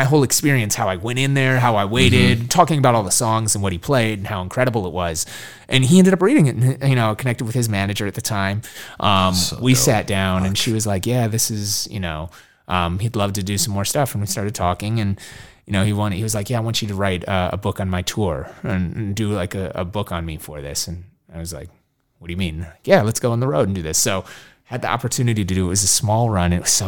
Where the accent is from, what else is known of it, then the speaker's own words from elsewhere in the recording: Minneapolis, Minnesota, United States; he found out I was from Minneapolis.